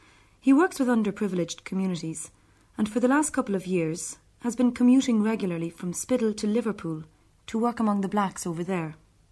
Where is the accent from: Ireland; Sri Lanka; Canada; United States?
Ireland; We Irish are famous for exporting our sons and daughters